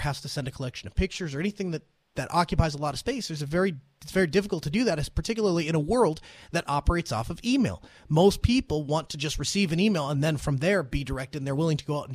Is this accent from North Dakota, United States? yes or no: yes; North Dakota, United States; my home state of North Dakota